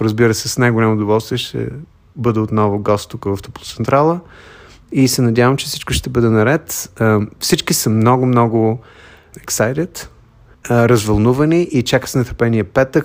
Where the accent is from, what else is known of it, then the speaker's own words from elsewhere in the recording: Bulgaria; now in United States; Аз съм българин, въпреки че живея от 33 години в Съединените щати